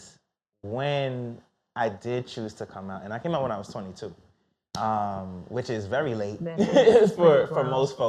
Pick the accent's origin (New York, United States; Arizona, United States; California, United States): New York, United States; New York City; I was born in Brookdale Hospital where people go